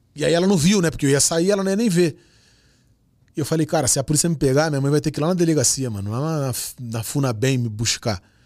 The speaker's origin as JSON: {"language": "Portuguese", "region": "Rio de Janeiro", "country": "Brazil", "tie": "born or raised there", "said": "sou nascido no Rio de Janeiro e, e tenho o maior orgulho de ser flamenguista, amo pagode, sou do funk, nascido na Nova Holanda. Com 7 anos eu chego na Vila do Pinheiro, saio da Vila do Pinheiro com 27 anos de idade"}